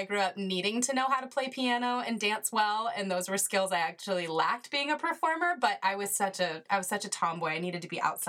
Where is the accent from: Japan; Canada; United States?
United States; Colorado; moved away as an adult; now in California, United States; I like to share with people that even though I'm based in California, I was born and raised in Colorado. So I'm a Colorado girl through and through.